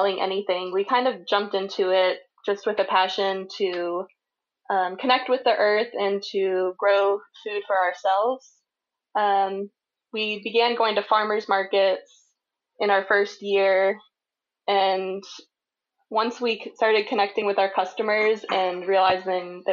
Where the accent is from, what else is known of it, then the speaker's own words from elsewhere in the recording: Charlottesville, Virginia, United States; now in Bedford County, United States; I grew up in Charlottesville, Virginia, but now we live in Bedford County